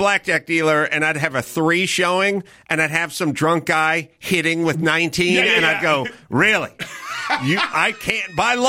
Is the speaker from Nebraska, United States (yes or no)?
no; Los Angeles, California, United States; I grew up in this town